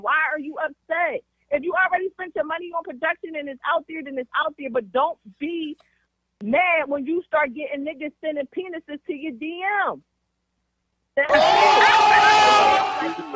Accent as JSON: {"language": "English", "town": "Philadelphia", "region": "Pennsylvania", "country": "United States", "said": "I'm from Philly"}